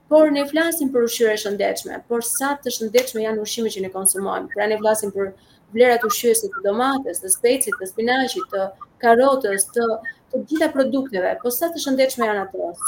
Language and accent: Albanian; Albania; I kam thënë jam nga Shqipëria, kam marrë nga Shqipëria